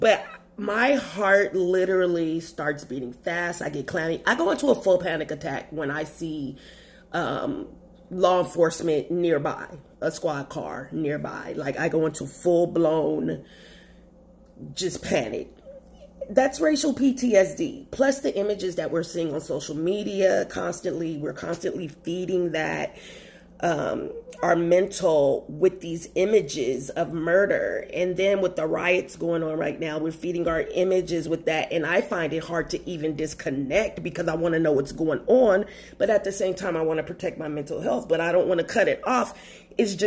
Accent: Los Angeles, California, United States; moved away as an adult; now in Texas, United States; I'm from Los Angeles, California, where racism takes on a more backhanded tone

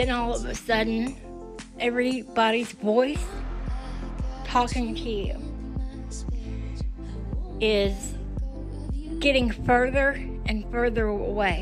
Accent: Tuscaloosa, Alabama, United States; My hometown was just really starting to be filled with people all over on methadone, you know? In Tuscaloosa, Alabama

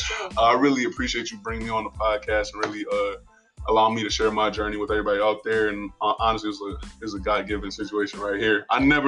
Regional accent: Buffalo, New York, United States; moved away; I grew up in Buffalo, New York

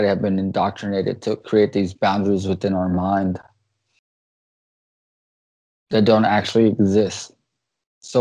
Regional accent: United States; the beauty of being an American

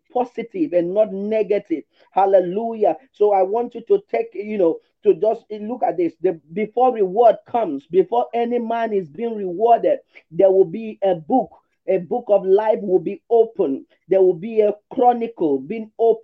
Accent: Nigeria; also born or lived in Lagos; I'm from Nigeria.

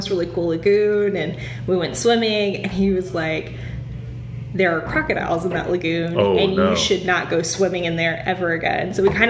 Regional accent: Costa Rica; also born or lived in Charlotte; So, when I was like 12, my mom moved to Costa Rica and started to run a hotel. So I grew up in Costa Rica, kind of had those formative years in Costa Rica.

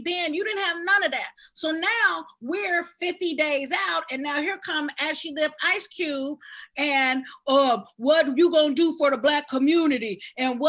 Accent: California, United States; also born or lived in Tuskegee, Alabama; I'm from California

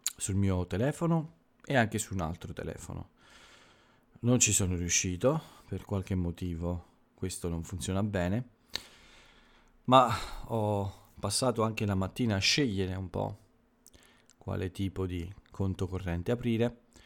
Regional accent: Italy

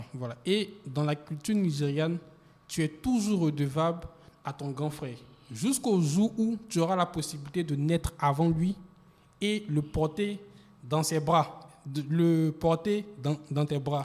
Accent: Côte d’Ivoire; c'est à l'intérieur, au sud, voilà, au sud de, de, de la Côte d'Ivoire, je crois bien. Bon, je suis un peu perdu. Il a pas de mais, mais, Voilà. Mais c'est là que j'ai grandi

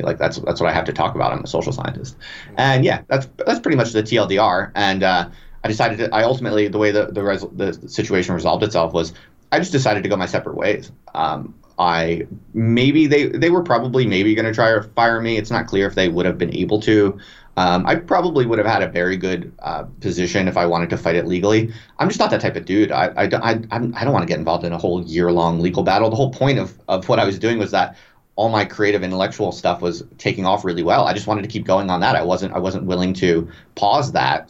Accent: United States; moved away as an adult; also born or lived in England; I'm American, but I moved to England for a tenure track job

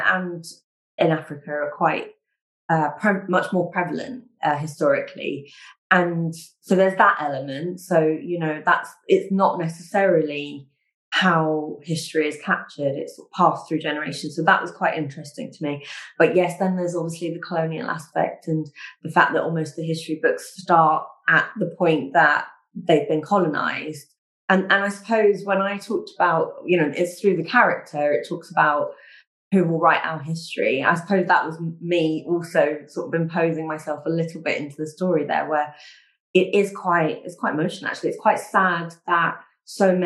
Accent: London, United Kingdom; I was born in London

